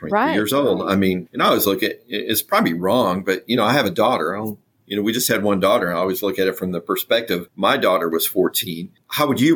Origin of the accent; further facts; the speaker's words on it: Michigan, United States; now in Nashville, United States; I'm from Michigan